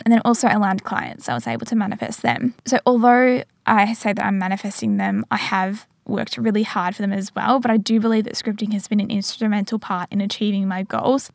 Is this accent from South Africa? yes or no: no; regional Victoria, Australia; moved away as an adult; now in Geelong, Australia; I'm back in Geelong, which is classified as regional Victoria, and it meant that I could go and travel to my hometown